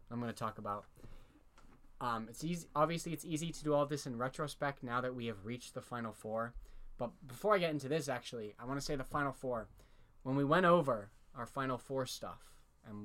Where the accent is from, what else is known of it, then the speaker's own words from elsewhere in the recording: Connecticut, United States; also born or lived in New York City; now in Vermont, United States; I'm from Connecticut. I was born in New York City. I grew up in Connecticut, moved back to New York, live in Vermont now